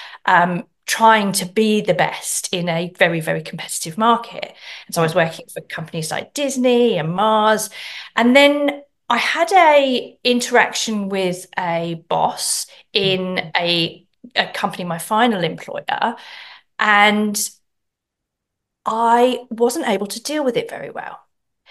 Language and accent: English; England, United Kingdom; moved away; I'm from England originally